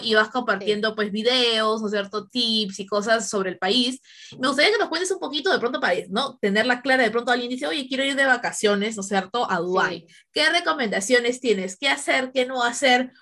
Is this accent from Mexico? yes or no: no; Peru; moved away; mi instinto peruano